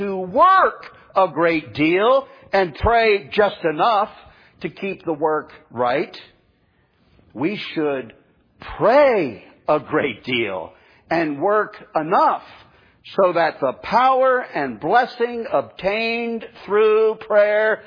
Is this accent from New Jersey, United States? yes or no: yes; New Jersey, United States; moved away as an adult; now in Florida, United States; up in my home state of New Jersey